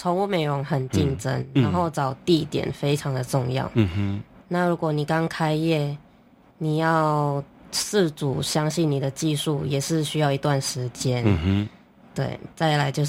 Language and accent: Chinese; Malaysia; moved away as an adult; now in Taiwan; 其实我是马来西亚人